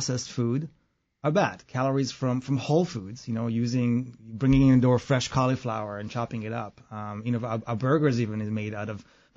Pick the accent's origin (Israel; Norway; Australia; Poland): Israel; now in United States; I grew up in Israel